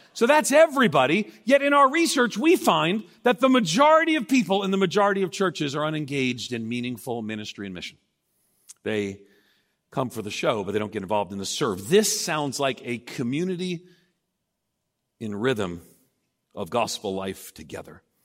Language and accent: English; Long Island, outside New York City, United States; moved away; I grew up outside of New York City on Long Island